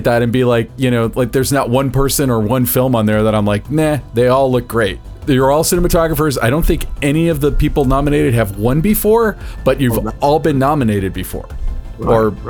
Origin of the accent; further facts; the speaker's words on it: Orlando, Florida, United States; So that is why I'm from Orlando, Florida.